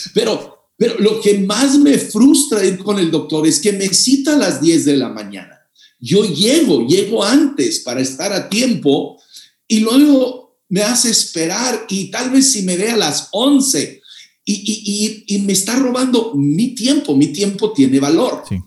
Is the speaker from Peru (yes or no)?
no; Mexico; Yo soy mexicano, mexicano de corazón